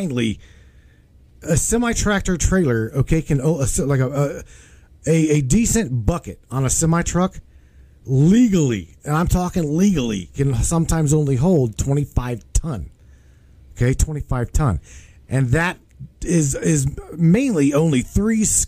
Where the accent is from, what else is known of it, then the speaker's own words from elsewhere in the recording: West Virginia, United States; I grew up in West Virginia on strip mines as well as lumber